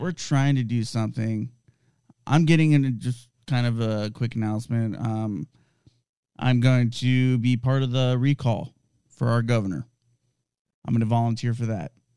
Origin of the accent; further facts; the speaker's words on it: United States; I'm a American citizen